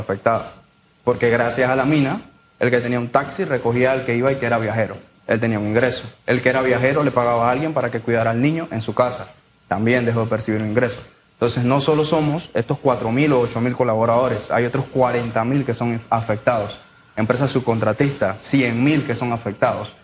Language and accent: Spanish; Penonomé, Coclé, Panama; yo soy de Penonomé, del área de los jugueros